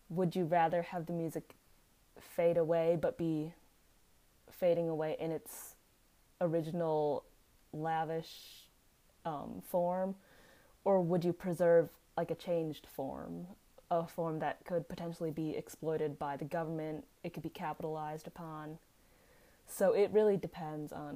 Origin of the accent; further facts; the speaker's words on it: United States; as an American